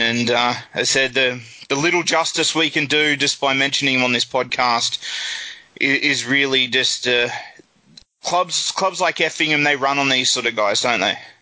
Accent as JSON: {"language": "English", "country": "Australia", "moved": "yes", "lives_now": "England", "said": "as an Australian"}